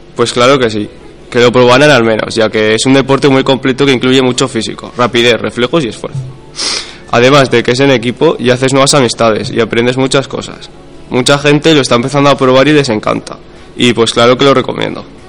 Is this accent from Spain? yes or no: yes; Barbastro, Aragon, Spain; moved away as an adult; now in Monzón, Spain; aquí en Monzón llevo 13 años con mi familia, aunque soy de Barbastro